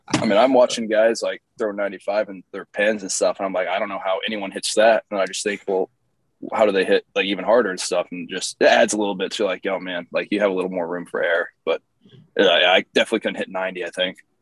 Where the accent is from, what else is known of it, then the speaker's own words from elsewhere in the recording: Bloomington, Indiana, United States; moved away; also born or lived in Tennessee / Eastern Illinois; I, was, born in Tennessee. I grew up in Bloomington, Indiana, uh, where Indiana University is